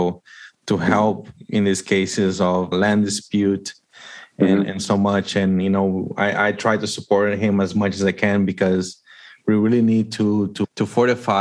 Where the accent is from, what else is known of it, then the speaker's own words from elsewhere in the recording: Paraguay; I'm from Paraguay.